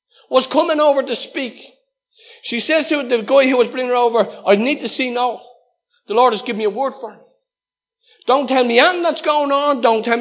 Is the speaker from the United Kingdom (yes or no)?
no; Dublin, Ireland; Dolphin House, where I was born and raised. My hometown.